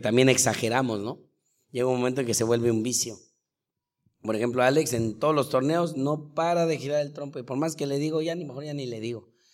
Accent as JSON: {"language": "Spanish", "region": "Mexico City", "country": "Mexico", "also_born_or_lived": "Chihuahua / Costa Rica / Colombia / Spain", "moved": "as an adult", "said": "soy de la Ciudad de México"}